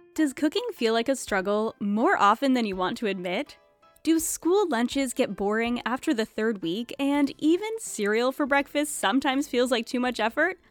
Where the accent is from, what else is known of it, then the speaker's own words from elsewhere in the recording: New England, United States; also born or lived in Tampa, Florida; growing up in New England